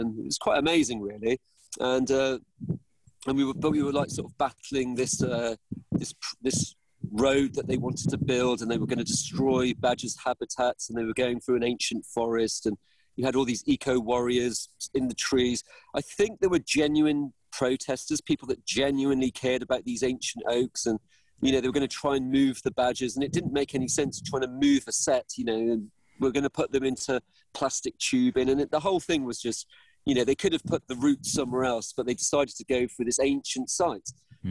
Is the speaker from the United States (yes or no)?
no; Newport, Wales, United Kingdom; also born or lived in Lampeter; I'm from Newport Gwent